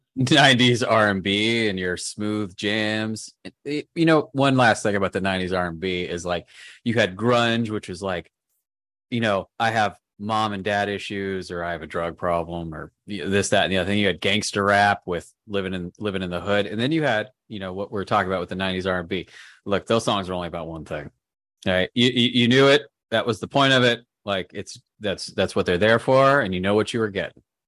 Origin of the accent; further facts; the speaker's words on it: Southern California, United States; I'm from Southern California